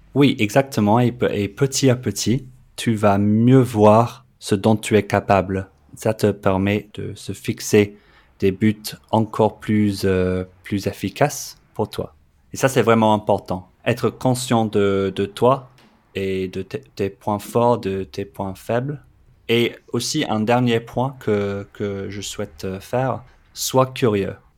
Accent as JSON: {"language": "French", "region": "London", "country": "United Kingdom", "also_born_or_lived": "Australia", "second_language": "French", "moved": "as an adult", "lives_now": "Montpellier, France", "said": "Le français n'est pas ma langue maternelle. Je suis anglais de Londres"}